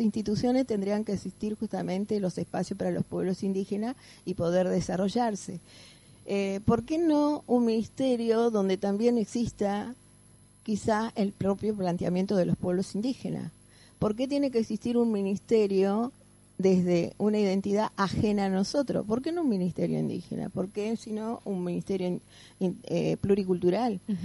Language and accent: Spanish; Caleta Olivia, Santa Cruz, Argentina; yo soy de Caleta Olivia.